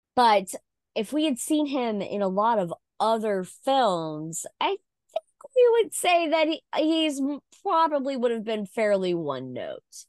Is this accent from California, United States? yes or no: no; Mississippi, United States; Elvis is from my home state